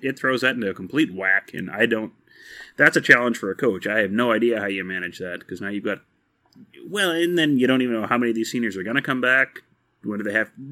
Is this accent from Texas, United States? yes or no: yes; Texas, United States; moved away; I am from Texas originally.